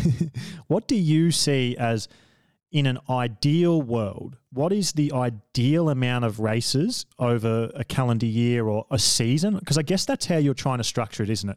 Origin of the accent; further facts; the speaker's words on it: Australia; I'm an Australian